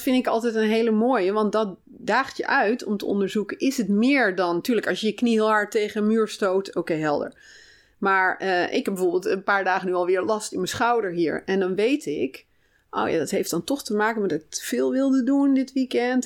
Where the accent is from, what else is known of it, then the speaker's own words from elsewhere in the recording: North Brabant, Netherlands; moved away as an adult; also born or lived in Oegstgeest; ik kom uit Brabant. Hm. Daar heb ik zeg maar mijn jeugd doorgebracht tot ah, ik ging okay. studeren.